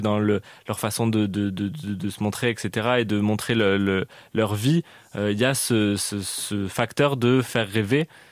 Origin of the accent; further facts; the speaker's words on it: Canada; moved away; J'ai grandi au Canada